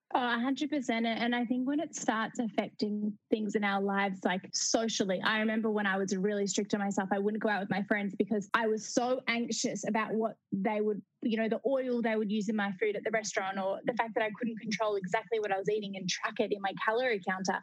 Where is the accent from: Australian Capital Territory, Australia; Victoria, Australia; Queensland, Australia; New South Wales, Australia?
Victoria, Australia; Melbourne; I grew up in Melbourne, in Australia